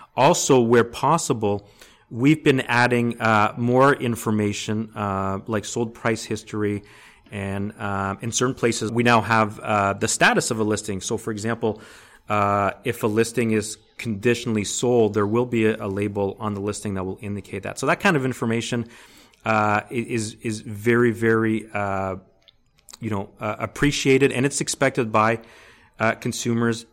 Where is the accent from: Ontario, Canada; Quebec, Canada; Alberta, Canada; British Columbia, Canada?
Ontario, Canada; Hamilton; I grew up in Hamilton